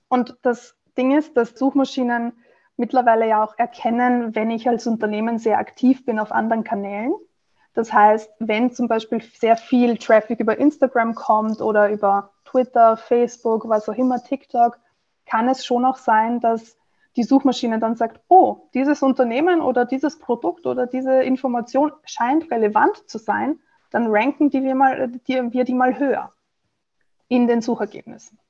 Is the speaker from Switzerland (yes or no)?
no; Vienna, Austria; also born or lived in Italy; als Wienerin